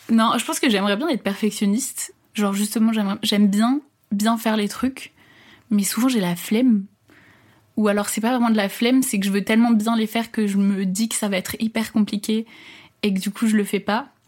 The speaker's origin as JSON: {"language": "French", "town": "Paris", "region": "Île-de-France", "country": "France", "tie": "born or raised there", "said": "je suis née à Paris. Euh, j'ai habité toute euh, ma vie plus ou moins en région parisienne, dans le 92. J'ai 22 ans cette année."}